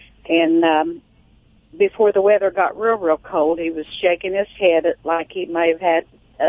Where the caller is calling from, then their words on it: West Terre Haute, Indiana, United States; I'm calling from West Terre Haute, Indiana.